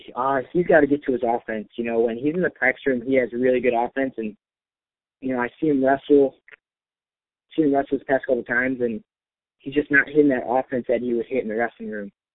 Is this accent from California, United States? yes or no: no; Chicago west suburbs, Illinois, United States; moved away as an adult; now in Ames, United States; I live about four and a half hours away, my hometown, from Ames